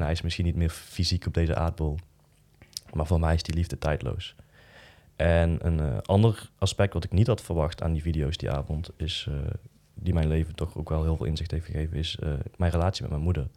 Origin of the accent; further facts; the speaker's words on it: Boxtel, North Brabant, Netherlands; ik ben dan opgegroeid in Boksel, in een dorp